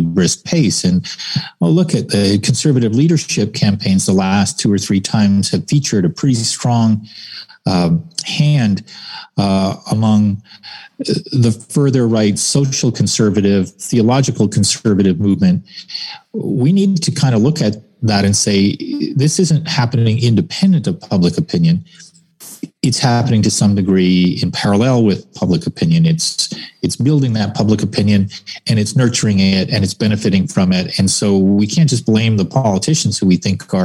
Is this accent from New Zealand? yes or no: no; Canada